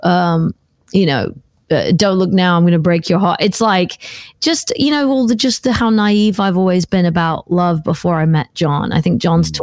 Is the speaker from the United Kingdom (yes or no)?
yes; United Kingdom; I'm a British girl. that comes from a place where the beaches have got lots of pebbles on them